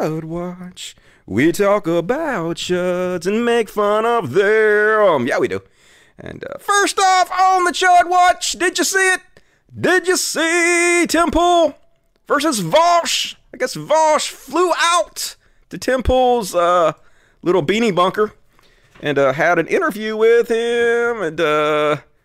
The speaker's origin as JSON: {"language": "English", "country": "United States", "said": "I'm American"}